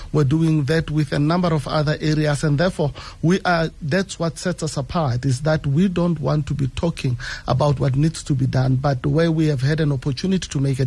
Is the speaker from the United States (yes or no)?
no; Winterveld, South Africa; I grew up in Winterfeld